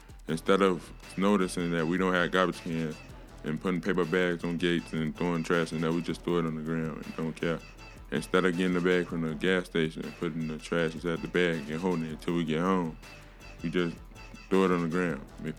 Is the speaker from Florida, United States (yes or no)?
no; Chicago, Illinois, United States; I'm from East Garfield Park. I'm 18 years old